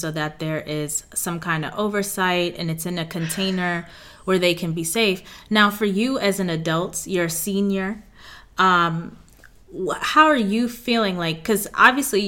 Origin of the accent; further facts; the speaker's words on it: New York City, New York, United States; I'm from Queens, New York